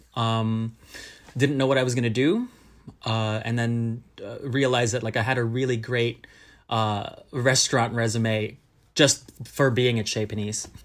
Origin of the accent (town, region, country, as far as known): Southern California, United States; born or raised there; also born or lived in Manila, Philippines / Berkeley, California; now in New York City, United States